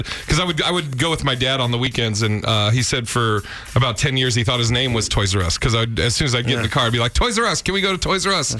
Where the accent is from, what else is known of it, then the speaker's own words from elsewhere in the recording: Portland, Oregon, United States; also born or lived in Seattle / Sacramento / Tampa / Boston; now in Los Angeles, United States; And I moved around a lot. Like, I grew up in Portland, Oregon, lived in Seattle, Sacramento, Tampa, started comedy in Boston, and then went to Seattle for about 5 years, then moved to L.A. about 5 years ago.